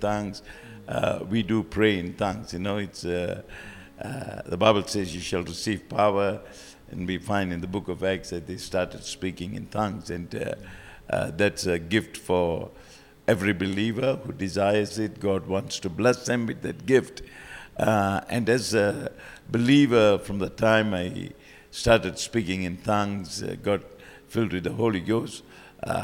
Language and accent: English; Malaysia; moved away as an adult; now in Sunshine Coast, Australia; I was born in Malaysia